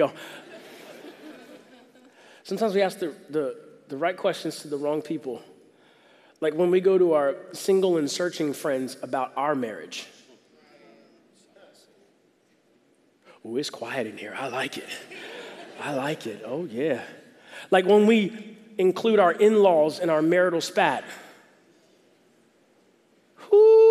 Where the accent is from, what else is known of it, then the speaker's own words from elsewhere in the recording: the South, United States; moved away; I'm from the South